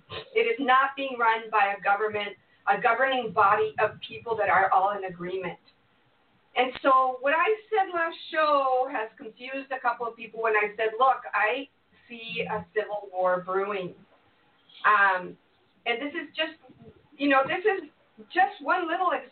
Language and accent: English; Mexico; moved away; I was raised in Mexico